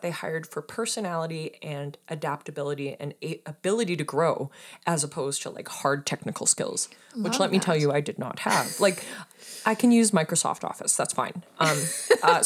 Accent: Saskatoon, Saskatchewan, Canada; moved away as an adult; I'm originally from Saskatoon, Saskatchewan. I'm a prairie girl. I moved out here in 2014.

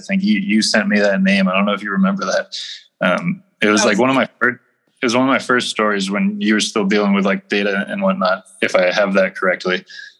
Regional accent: United States; as an American

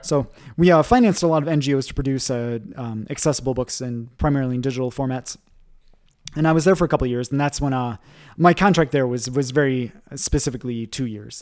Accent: Michigan, United States; moved away as an adult; also born or lived in Japan / Boston / Ecuador / Geneva; in Michigan, in my hometown, we, we do have one

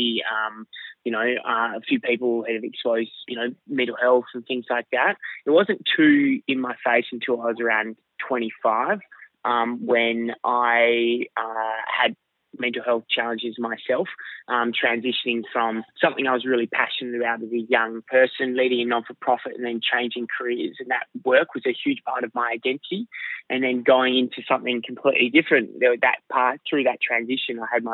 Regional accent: Perth, Western Australia, Australia; now in Sydney, Australia; I was born in Perth, Western Australia. I'm a sand groper from the Wild Wild West.

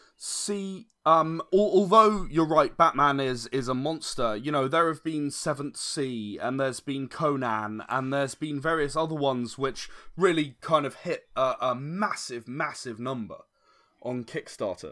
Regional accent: United Kingdom; I'm British

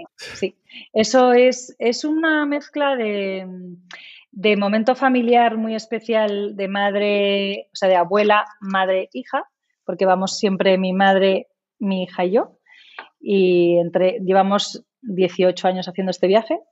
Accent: Spain; also born or lived in England; yo recuerdo cuando estábamos internos en Inglaterra y fíjate que siendo medio inglesa sí que echaba de menos España

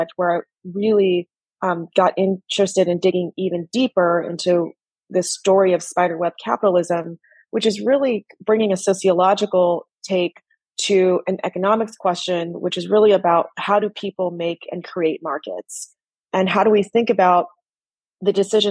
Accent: United States; I was born in the U.S., raised in the U.S.

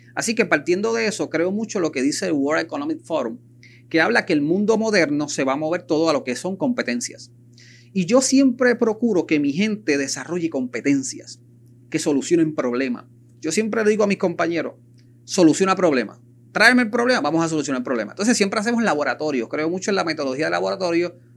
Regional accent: Puerto Rico; como buen puertorriqueño que somos

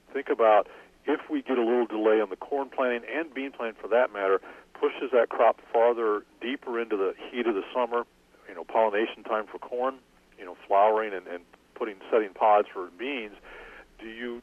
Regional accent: Iowa, United States; now in Illinois, United States; I grew up in Iowa

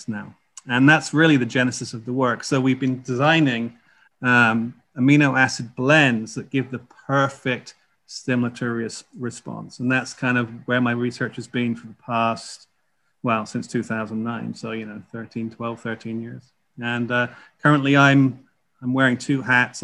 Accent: North Dorset, South West England, United Kingdom; moved away as an adult; also born or lived in Chicago, United States; now in United States; I grew up in Dorset, actually, North Dorset.

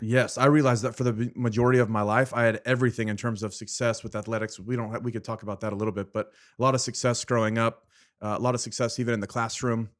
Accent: Fresno, California, United States; I was born and raised in Fresno, California

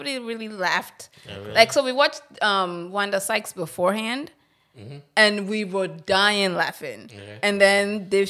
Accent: Ilesha, Osun, Nigeria; also born or lived in Ife; I was born in Ilesha.

